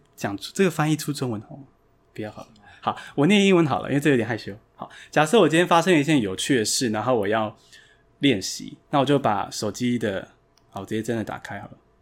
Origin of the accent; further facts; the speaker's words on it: Taiwan; 所以我就在台湾土生土长的啦。那，呃，我是在，现在跟大家一样在学校读英文嘛，然后后来到台大外文系。那我短，短暂到美国游学四个月